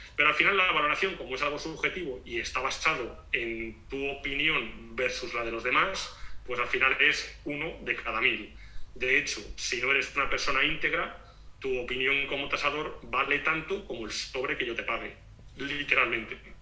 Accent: Spain; moved away as an adult; now in Portugal; siendo español

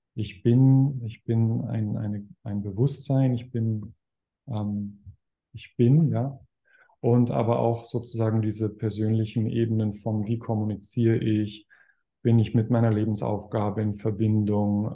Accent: Weilheim, Germany; ein Haus in, in Weilheim, in meiner Heimatstadt

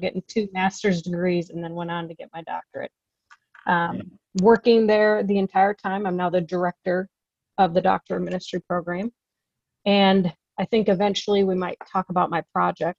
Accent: Midwest, United States; moved away as an adult; now in California, United States; I come from the Midwest, grew up there, moved out to California when I decided to go to graduate school

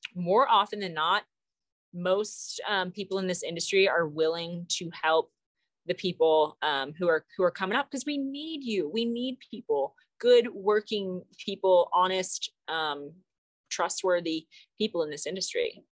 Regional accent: Arkansas, United States; now in Colorado, United States; I'm from Arkansas, Arkansas Razorbacks

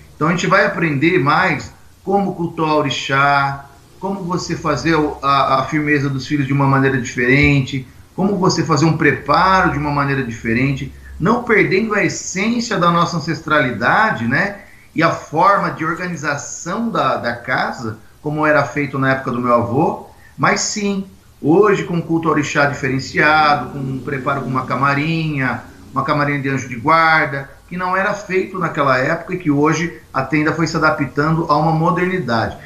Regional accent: Jundiaí, São Paulo, Brazil; Sou caipira de Jundiaí, interior de São Paulo.

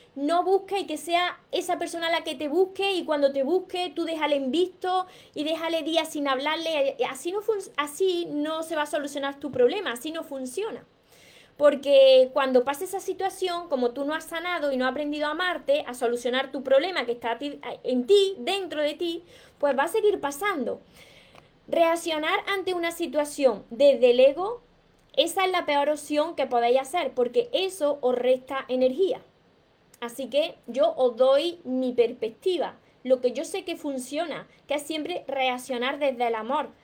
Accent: Córdoba, Andalusia, Spain; te encanta mi acento, pues soy de Córdoba, de, Córdoba, Andalucía, por eso me como las S, me como las palabras

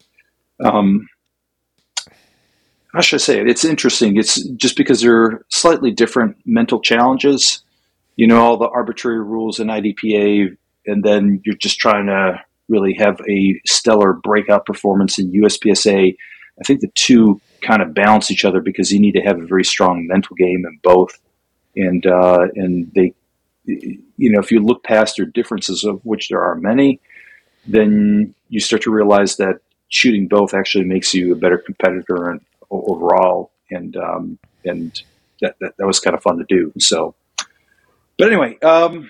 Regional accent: Chicago, Illinois, United States; now in Florida, United States; I live in Florida now. I grew up around Chicago

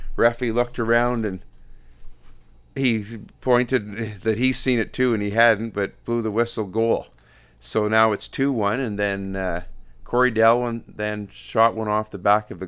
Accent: Canada; it would have to be a highlight to have that opportunity as all Canadian, all of us

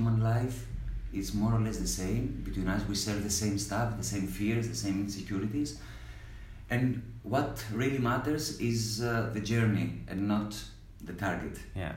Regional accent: Peloponnese, Greece; moved away as an adult; also born or lived in Athens, Greece / Amsterdam, Netherlands; I grew up in a small village in Peloponnese

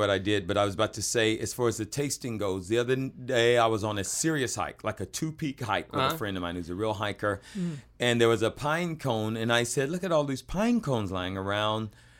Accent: the South, United States; I'm from the South.

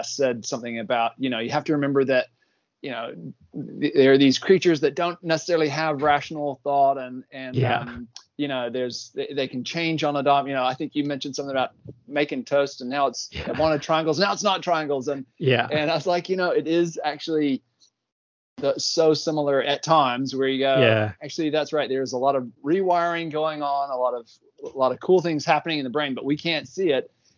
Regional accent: Athens, Georgia, United States; moved away as an adult; also born or lived in Texas / Fort Lauderdale, Florida; now in Palmerston North, New Zealand; I grew up in Athens, Georgia. Born in Texas.

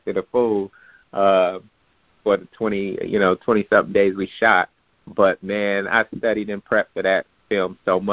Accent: Bakersfield, California, United States; moved away as an adult; now in Los Angeles, United States; growing up in Bakersfield wasn't much opportunity to do that. But it was when I moved out here for college to Los Angeles

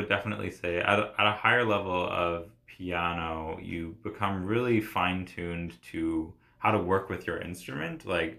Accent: Nova Scotia, Canada; I'm from the East Coast, Nova Scotia, so lots of fiddling and like Celtic music.

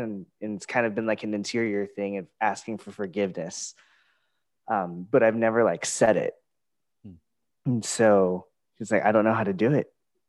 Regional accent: Philippines; I was like, oh, I'm Filipino. That's really cool.

